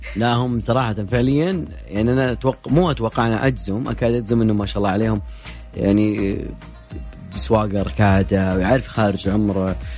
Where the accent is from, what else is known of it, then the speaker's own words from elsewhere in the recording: Jeddah, Makkah Province, Saudi Arabia; أنا من جدة